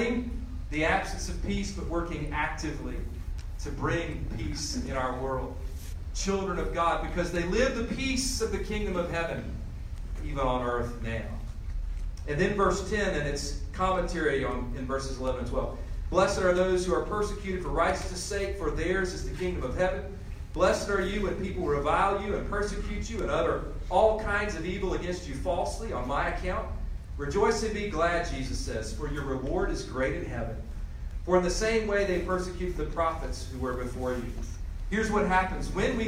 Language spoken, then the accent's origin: English; Greensboro, North Carolina, United States; my hometown of Greensboro, North Carolina